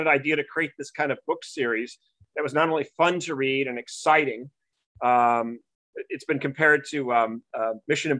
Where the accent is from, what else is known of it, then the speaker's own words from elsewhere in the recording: Newport Beach, California, United States; also born or lived in New England; I'm originally from Newport Beach, California. So I'm a Southern guy. I was back East 16 years in New England for school.